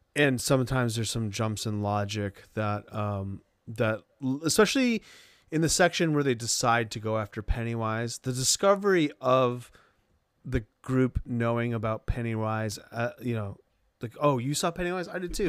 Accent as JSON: {"language": "English", "town": "Sanford", "region": "Maine", "country": "United States", "tie": "born or raised there", "moved": "yes", "said": "my hometown, Sanford in particular, had a mill that closed down"}